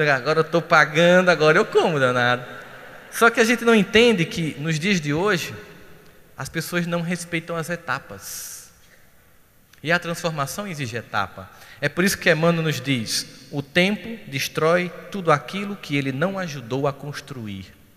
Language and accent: Portuguese; Northeast Brazil, Brazil; a gente é nordestino